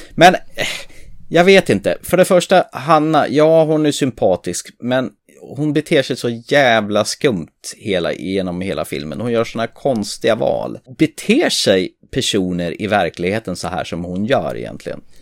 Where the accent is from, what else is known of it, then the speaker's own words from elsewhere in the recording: Närke, Örebro County, Sweden; jag kommer från Närke